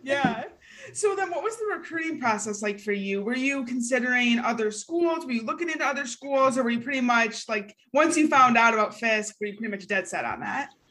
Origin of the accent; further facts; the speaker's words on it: Michigan, United States; We're from Michigan